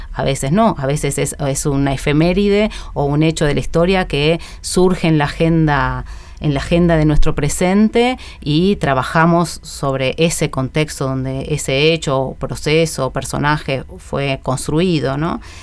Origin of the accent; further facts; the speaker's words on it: San Antonio de Padua, Buenos Aires Province, Argentina; Mi infancia transcurrió en San Antonio de Padua, en el conurbano oeste